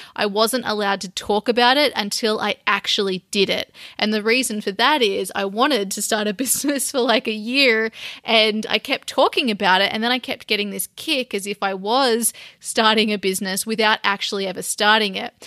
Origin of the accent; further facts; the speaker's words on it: Sydney, New South Wales, Australia; my hometown with all my family and old friends